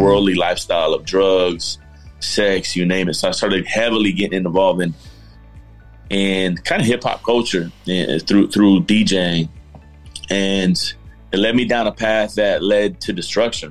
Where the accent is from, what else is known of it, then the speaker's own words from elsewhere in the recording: Miami, Florida, United States; moved away; also born or lived in Georgia; myself, grew up in South Florida. I grew up in Miami, Florida